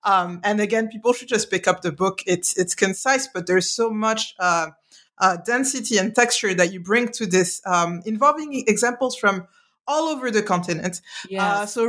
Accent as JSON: {"language": "English", "country": "Mali", "tie": "born or raised there", "moved": "yes", "said": "I grew up in Mali, like in urban environments"}